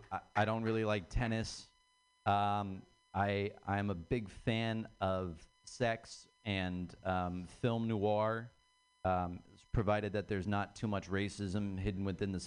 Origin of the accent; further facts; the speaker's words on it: Ireland; I'm Irish.